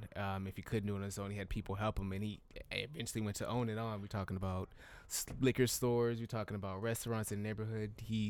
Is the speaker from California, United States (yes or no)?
yes; Southern California, United States; moved away; I'm from SoCal